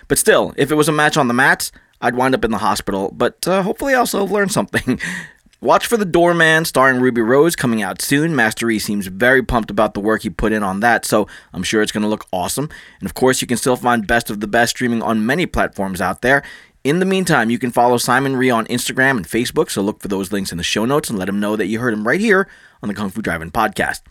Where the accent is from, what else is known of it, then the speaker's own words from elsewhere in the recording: Philippines; I'm Filipino.